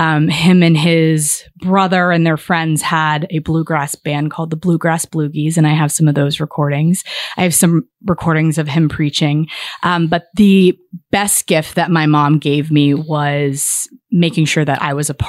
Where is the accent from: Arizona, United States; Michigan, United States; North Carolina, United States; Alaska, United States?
Alaska, United States; Fairbanks; born there; I was born in Fairbanks, Alaska.